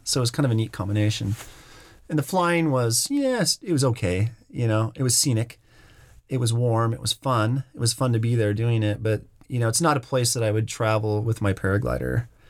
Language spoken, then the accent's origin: English; Bend, Oregon, United States; moved away as an adult; moving back to my hometown of Bend and working here